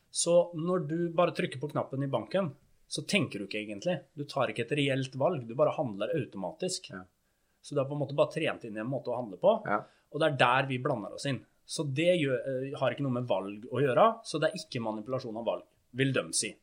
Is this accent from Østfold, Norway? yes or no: yes; Fredrikstad, Østfold, Norway; Jeg er fra Fredrikstad